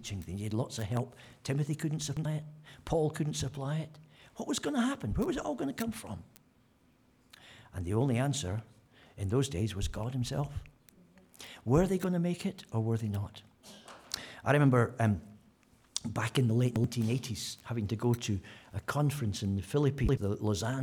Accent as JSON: {"language": "English", "region": "Scotland", "country": "United Kingdom", "said": "I'm Scottish"}